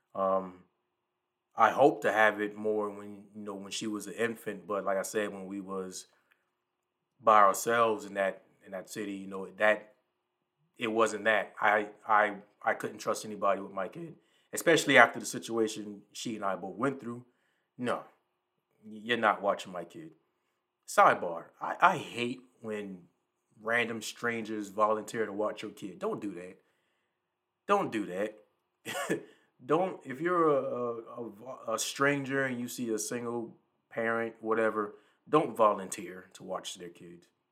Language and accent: English; the Lowcountry, the South, United States; I'm from the South. I'm from the low country